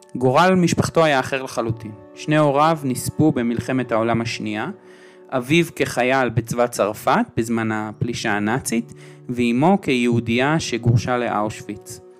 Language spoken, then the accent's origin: Hebrew; Jerusalem, Jerusalem District, Israel; אני ירושלמי